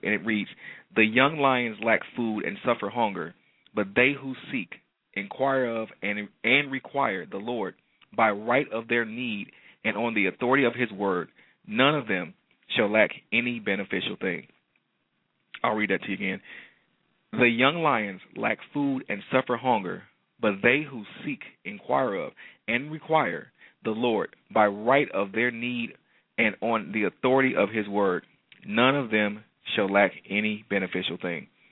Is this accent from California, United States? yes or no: no; Detroit, Michigan, United States; Detroit, Michigan, um, my hometown